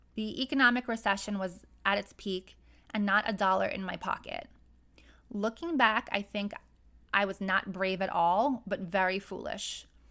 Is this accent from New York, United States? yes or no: yes; New York City, New York, United States; I grew up in Brooklyn, New York, and until I was 16, I lived on the outskirts of a very wealthy neighborhood